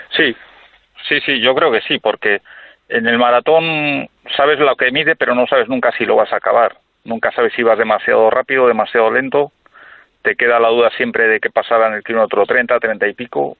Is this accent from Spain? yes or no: yes; Villacarriedo, Cantabria, Spain; Nosotros somos de Villacarrido